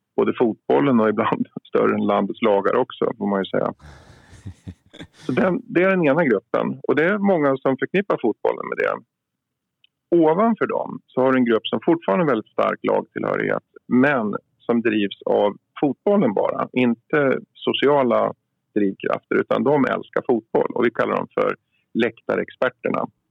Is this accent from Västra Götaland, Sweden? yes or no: no; Uppsala, Uppsala County, Sweden